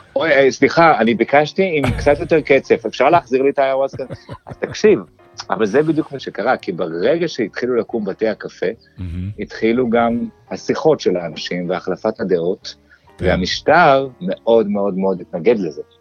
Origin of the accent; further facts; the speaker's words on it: Jerusalem, Jerusalem District, Israel; moved away; נולדתי וגדלתי בירושלים